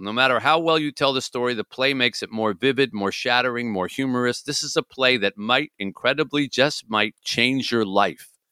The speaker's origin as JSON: {"language": "English", "region": "Michigan", "country": "United States", "said": "my home state"}